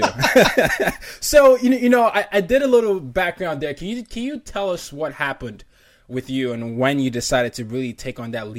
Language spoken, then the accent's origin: English; Nigeria; I'm Nigerian, and everybody is always confused by whatever I sound like.